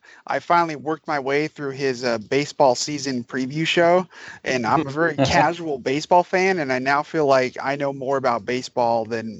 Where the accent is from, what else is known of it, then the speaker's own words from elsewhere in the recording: Pacific Northwest, United States; I've always been from the Pacific Northwest